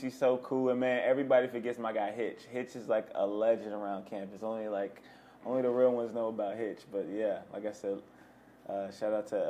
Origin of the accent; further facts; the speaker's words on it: Indianapolis, Indiana, United States; moved away as an adult; now in Los Angeles, United States; I'm from the Midwest, as you know. We're from Indianapolis.